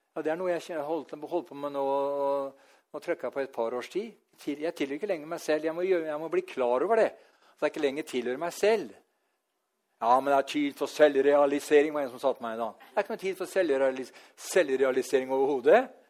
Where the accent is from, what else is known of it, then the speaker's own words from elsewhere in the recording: Norway; her hjemme i Norge